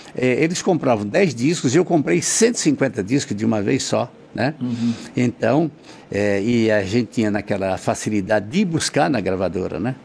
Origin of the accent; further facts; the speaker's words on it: Northeast Region, Brazil; moved away; sou nordestino